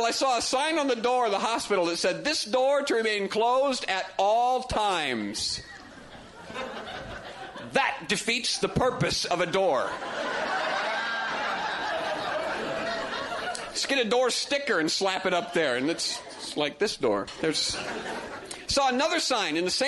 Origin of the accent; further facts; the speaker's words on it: Indiana, United States; I'm from Indiana.